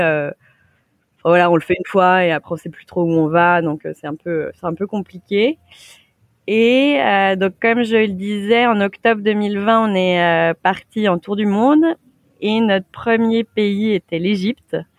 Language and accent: French; Saint-Étienne, Auvergne-Rhône-Alpes, France; moved away; also born or lived in Lyon; je viens de Saint-Étienne